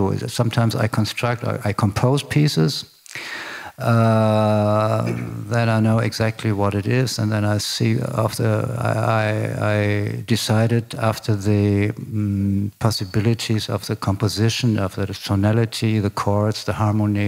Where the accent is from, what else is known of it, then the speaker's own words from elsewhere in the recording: Berlin, Germany; I grew up in former West Berlin, in the western part of the city of Berlin.